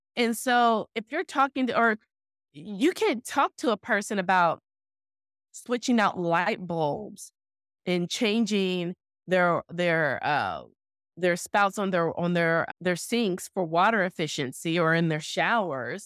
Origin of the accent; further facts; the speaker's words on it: Owasso, Oklahoma, United States; when I was growing up in Oklahoma, in that small town of Owasso